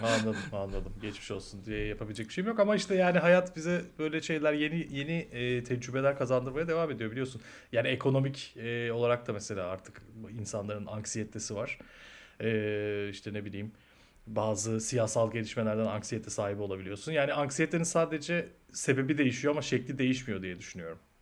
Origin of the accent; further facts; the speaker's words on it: Bursa, Turkey; ben Bursa'da büyüdüm.